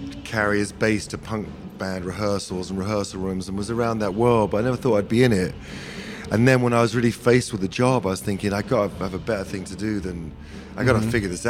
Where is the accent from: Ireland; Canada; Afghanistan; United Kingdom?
United Kingdom; England; moved away as an adult; now in United States; I'm a nationalized American, half American, half English